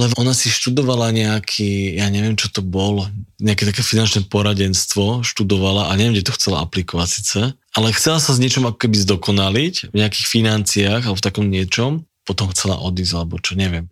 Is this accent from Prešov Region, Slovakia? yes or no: no; Žilina, Žilina Region, Slovakia; keď som bol Žilinčan